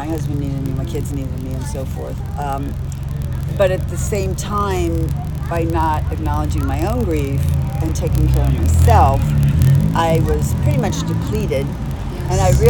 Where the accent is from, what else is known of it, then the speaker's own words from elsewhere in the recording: Texas, United States; moved away; I'm a girl from Texas.